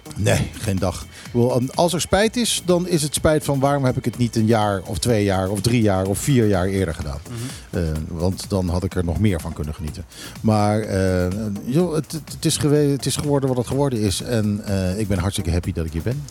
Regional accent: Curaçao; also born or lived in Netherlands; now in Bonaire; ik ben als kind opgegroeid op Curaçao

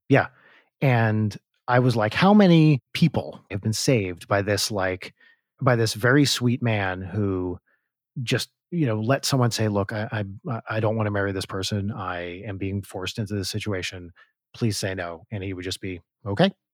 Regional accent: New Jersey, United States; moved away as an adult; also born or lived in Ann Arbor / New York; growing up in Jersey

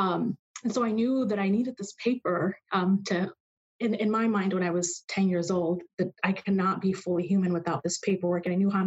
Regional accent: Mexico; now in Arizona, United States; Mexico. Yeah.

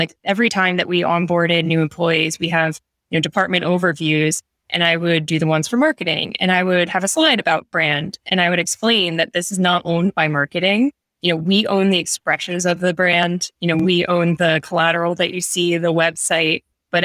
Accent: New York City, New York, United States; I'm a New Yorker.

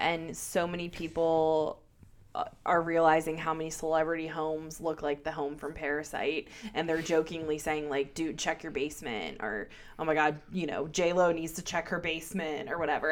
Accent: Baltimore, Maryland, United States; accent: Baltimore; my Baltimore accent

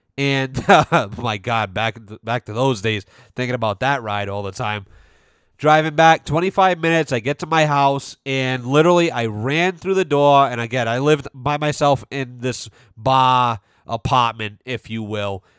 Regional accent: North Smithfield, Rhode Island, United States; we grew up in North Smithfield, which is the northernmost part of, uh, Rhode Island

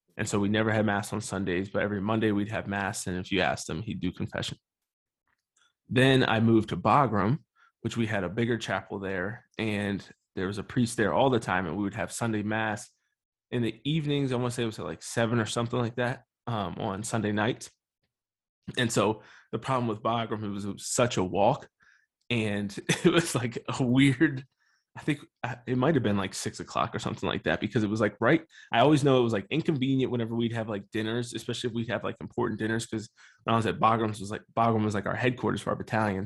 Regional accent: Harrisburg, Pennsylvania, United States; So I was born and raised in Harrisburg, Pennsylvania

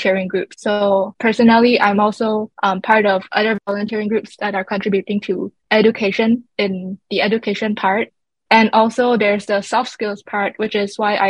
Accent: Miri, Sarawak, Malaysia; also born or lived in Kuching; I was born in Kuching and raised in Miri

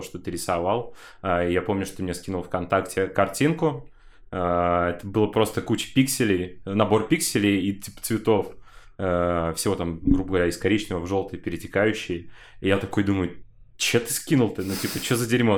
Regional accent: Buy, Kostroma Oblast, Russia; Я, короче, из Костромской области, э, с города Буя, сам родом

